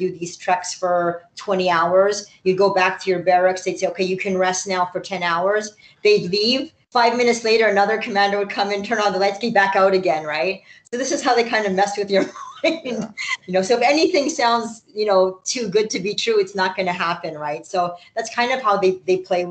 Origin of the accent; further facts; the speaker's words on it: Vancouver, British Columbia, Canada; also born or lived in Israel; I grew up in Vancouver